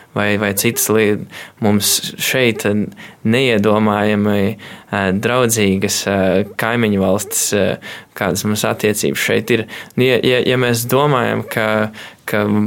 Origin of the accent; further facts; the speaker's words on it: Kārķi, Valka Municipality, Latvia; es nāku no mazas ciematiņa kārķos